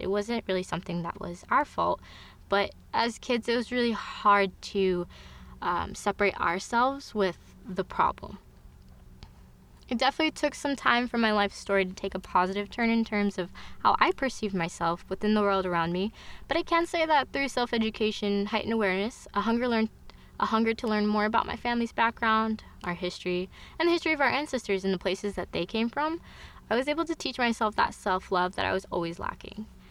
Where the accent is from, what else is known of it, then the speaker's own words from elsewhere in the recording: United States; My siblings and I were born in the United States, but my parents were born in Afghanistan.